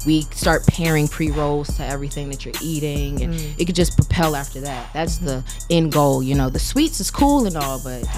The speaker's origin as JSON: {"language": "English", "region": "the South", "country": "United States", "said": "Like I said, I'm from the South, and if you know about the South, we the Bible Belt, you know. Mm-hmm. And I grew up in a very religious household"}